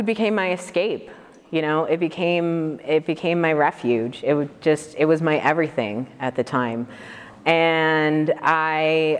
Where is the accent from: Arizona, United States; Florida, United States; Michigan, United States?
Michigan, United States; Detroit; moved away; I grew up in Detroit originally